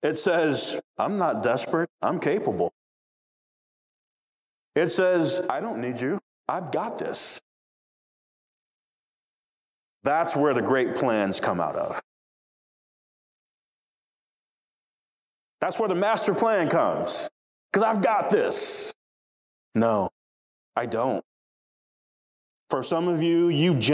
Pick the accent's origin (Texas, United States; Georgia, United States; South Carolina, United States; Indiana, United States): Georgia, United States; South DeKalb; growing up in South DeKalb